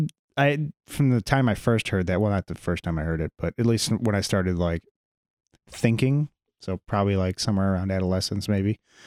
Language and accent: English; Chicago, Illinois, United States; I grew up around Chicago. I went to New York and I was just uncomfortable the whole time